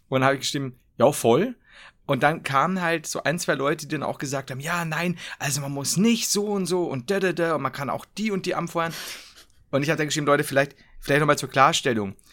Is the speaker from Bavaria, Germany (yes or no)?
yes; Bavaria, Germany; ich bin Bayer, ich habe keine Wahl.